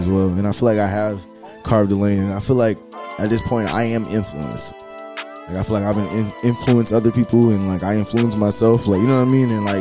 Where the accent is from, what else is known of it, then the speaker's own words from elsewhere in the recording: Atlanta, Georgia, United States; I grew up in the Atlanta, metro Atlanta area